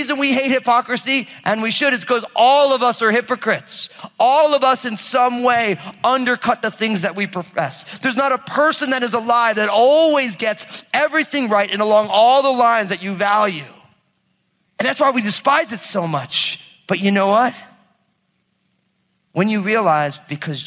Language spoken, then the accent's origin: English; New Jersey, United States; I'm from Jersey